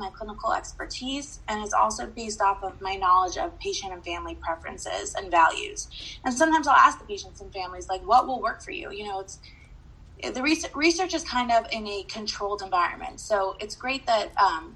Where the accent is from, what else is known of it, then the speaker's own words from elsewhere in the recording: San Diego, California, United States; I grew up in San Diego, California